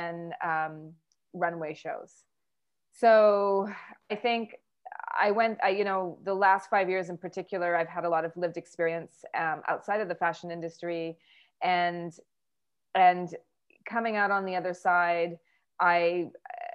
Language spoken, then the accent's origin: English; Vancouver, British Columbia, Canada; moved away as an adult; also born or lived in New York, United States; now in Vancouver, Canada; I was born and raised in Vancouver, Canada